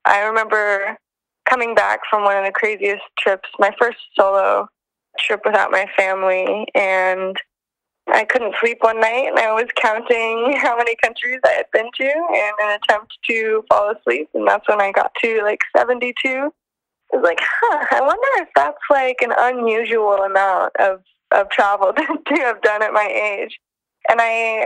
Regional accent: Northern California, United States; I'm from Northern California

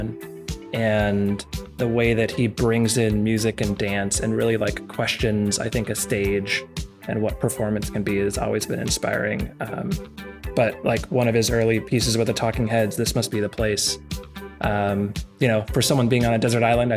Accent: East Bay, California, United States; I grew up in Southern California for a little while, but then mostly in the East Bay and Martinez and Danville

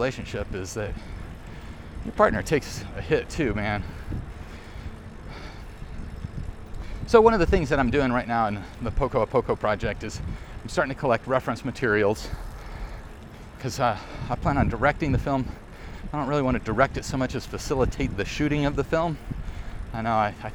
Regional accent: Arkansas, United States; I grew up in Arkansas where we didn't talk about film.

